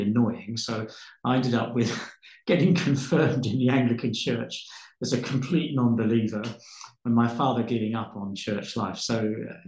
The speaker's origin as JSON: {"language": "English", "region": "London", "country": "United Kingdom", "tie": "born or raised there", "said": "I was born in London, University College Hospital, just off the Tottenham Court Road, to my parents who were living in Northwest London at the time"}